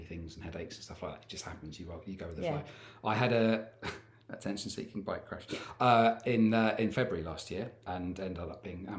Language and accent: English; United Kingdom; being a British male